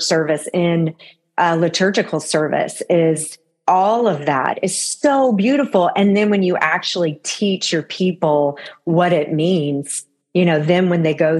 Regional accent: Florida, United States; moved away as an adult; also born or lived in Wisconsin; I'm from Florida

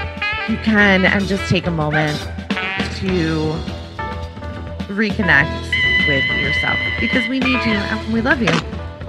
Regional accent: New York, United States; I grew up on Long Island. New York Congressional District 1 was my home turf.

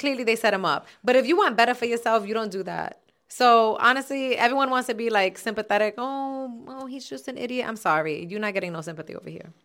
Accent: New York City, New York, United States; I'm from Castle Hill

